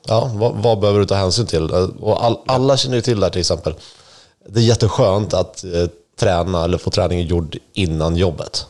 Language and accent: Swedish; Sweden; i min hemby